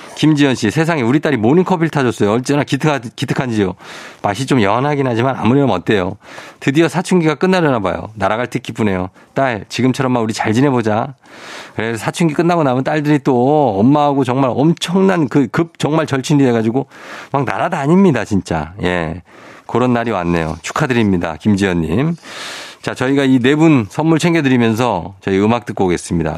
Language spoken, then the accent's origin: Korean; Chungcheong, South Korea; accent: Chungcheong dialect; 저희 할머니도 충청도 사람, 충남 금산 사람이거든요. 네. 제가 충청도 사투리를 잘 쓰는 이유가 오. 어. 제가 할머니랑 같이 살았었어요.